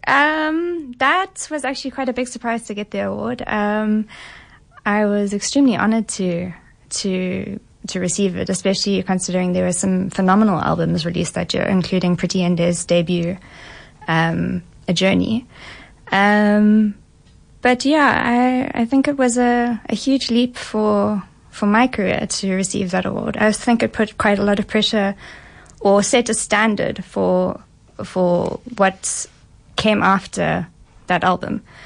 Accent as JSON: {"language": "English", "town": "Johannesburg", "region": "Gauteng", "country": "South Africa", "tie": "born or raised there", "also_born_or_lived": "London", "said": "born and raised in Johannesburg."}